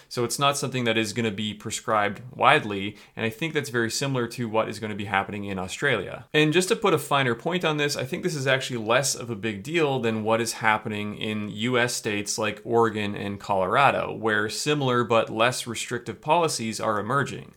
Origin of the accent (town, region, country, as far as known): Canada